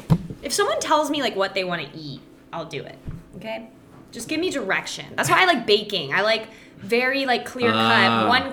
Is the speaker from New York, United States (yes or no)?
no; Calabasas, California, United States; moved away as an adult; also born or lived in Lawrence, Kansas / Kansas City, Missouri; now in Texas, United States; I grew up in Calabasas, California. Never moved once. I lived in the same home my entire life.